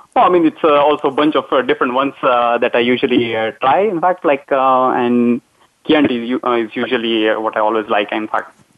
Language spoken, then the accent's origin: English; India; moved away as an adult; also born or lived in Mumbai, India / Iowa, United States; now in Netherlands; so I'm originally from India. That's where I did my undergraduate in Mumbai